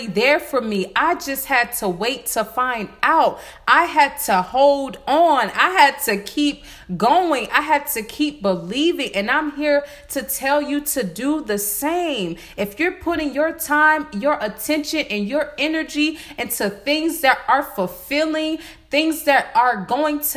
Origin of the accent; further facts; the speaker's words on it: Varnville, South Carolina, United States; I'm from Varnville. That's in Hampton County